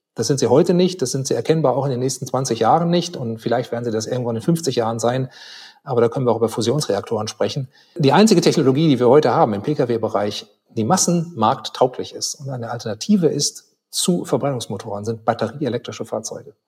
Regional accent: Germany; als Deutsche

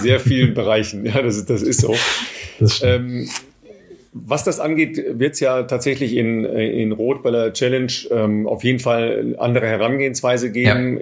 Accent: Germany; wir, glaube ich, als, als Deutsche

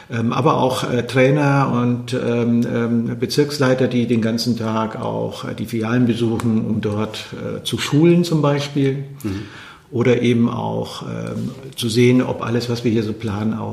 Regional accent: Bavaria, Germany; Ja, meine Eltern hatten äh, dort, wo ich herkomme, eben im Wichtelgebirge den, ja, kann man heute sagen, Dorfversorger. Ja. 1400 Einwohner, Ortschaft äh, mit angeschlossener handwerklicher Fleischerei.

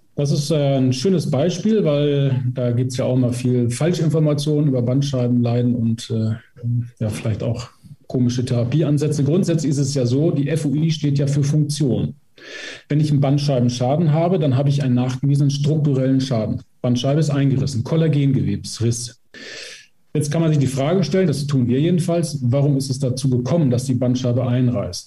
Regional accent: Emsland, Lower Saxony, Germany; Ich komme selber aus dem Emsland

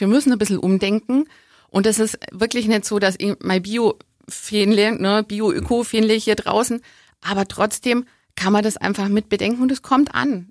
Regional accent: Augsburg, Bavaria, Germany; ich bin in Augsburg geboren, ich bin schon immer hier

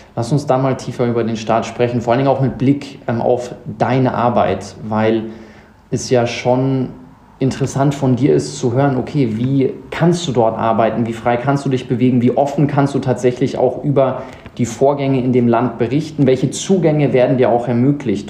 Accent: South Africa; now in Munich, Germany; Ich bin in Südafrika groß geworden, sechs Jahre da gelebt

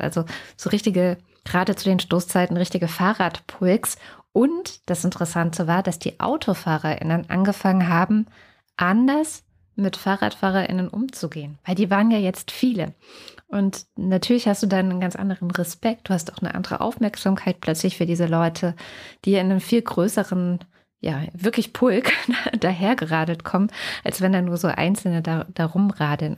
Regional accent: East Germany, Germany; Ich bin äh, in der DDR aufgewachsen, in dem kleinen Dorf, wo meine Eltern jetzt auch wieder leben

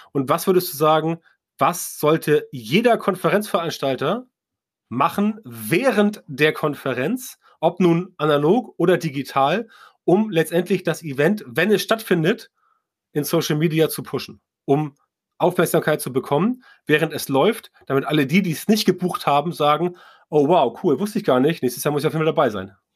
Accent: Northern Germany, Germany; als Norddeutscher

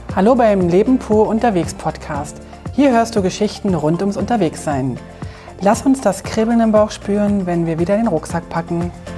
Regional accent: Switzerland; bei uns in der Schweiz

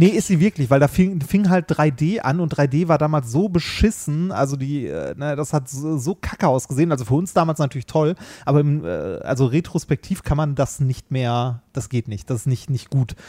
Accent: Essen, North Rhine-Westphalia, Germany; in Essen, wo ich aufgewachsen bin.

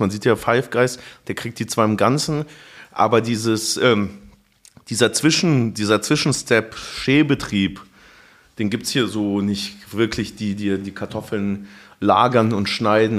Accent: Munich, Bavaria, Germany; now in Berlin, Germany; ich bin ja in München aufgewachsen

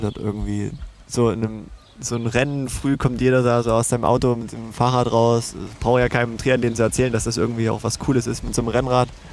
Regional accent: Döbeln, Saxony, Germany; now in Leipzig, Germany; in meiner Heimat in Döbeln

